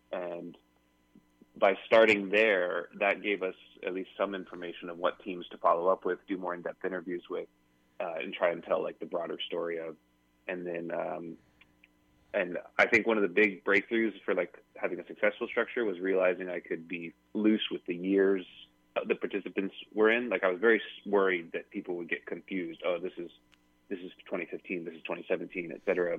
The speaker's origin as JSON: {"language": "English", "region": "Pacific Northwest", "country": "United States", "tie": "born or raised there", "said": "I grew up sailing in the Pacific Northwest"}